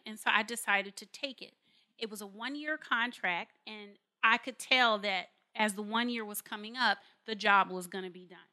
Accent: Carson, California, United States; moved away as an adult; I'm born and raised in Los Angeles, California, in a park called Carson

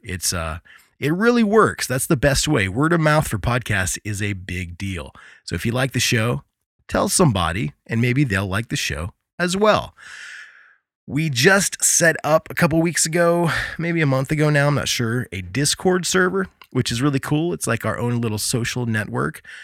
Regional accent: Midwest, United States; moved away; also born or lived in Gulf Shores, Alabama / New Orleans; growing up in the Midwest

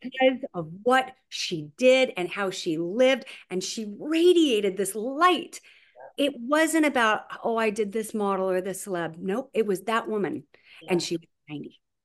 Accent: Huntington Beach, California, United States; I grew up in Huntington Beach, California

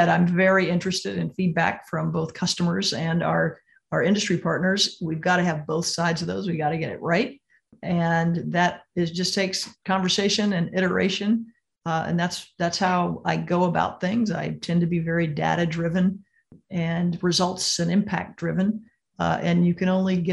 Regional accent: Missouri, United States; my home state of Missouri

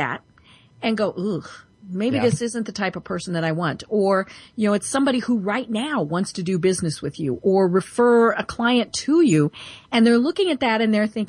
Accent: Denver, Colorado, United States; I'm from Denver

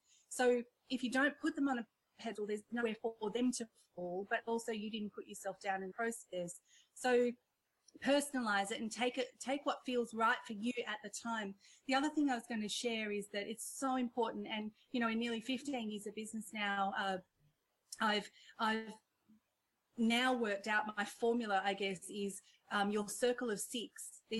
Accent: India; born there; accent: Indian; You know, I'm Indian by birth and I've got my whole my childhood story, which again, we won't have time for. But, you know, when I'm on stage and I crack into my Indian accent

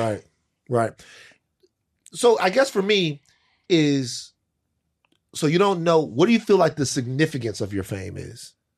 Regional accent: Louisiana, United States; I'm from Louisiana.

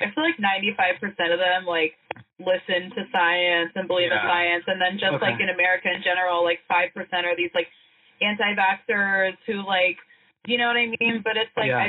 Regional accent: Oklahoma, United States; moved away; I was raised in Oklahoma

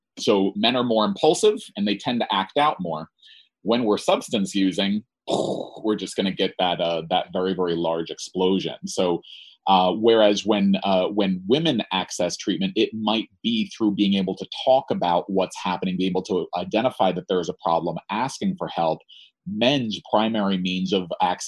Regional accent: New Jersey, United States; I'm from New Jersey

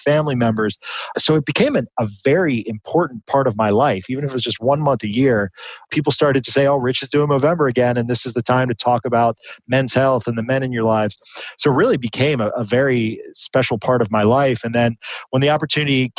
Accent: Midwest, United States; growing up in the Midwest

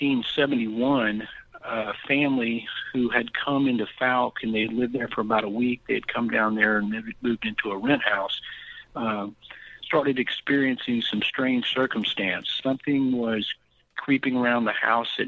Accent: Texas, United States; I'm from Texas

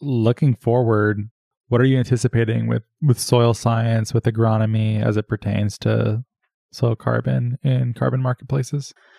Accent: Arizona, United States; I'm from Arizona

